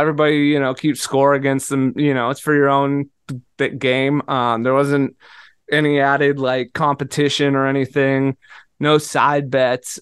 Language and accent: English; Seattle, Washington, United States; moved away; I'm from Seattle. It rains all the time.